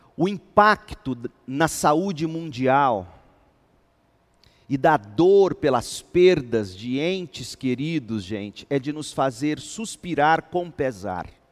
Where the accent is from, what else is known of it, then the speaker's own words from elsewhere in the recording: Goiás, Brazil; nós, os goianos, como bons goianos